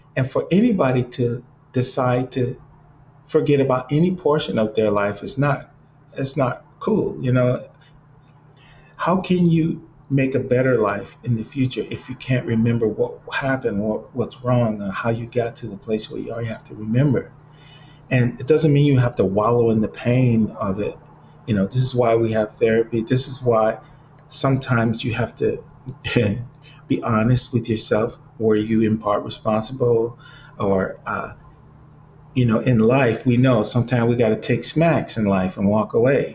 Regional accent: Cleveland, Ohio, United States; now in Los Angeles, United States; growing up in Cleveland

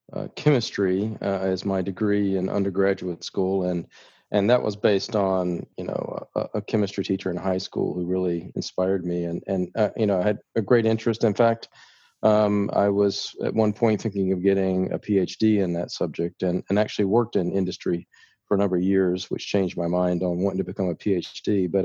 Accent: the South, United States; accent: Southern; now in Philadelphia, United States; we have much different accents in Philadelphia. So I kind of wiped my southern accent away.

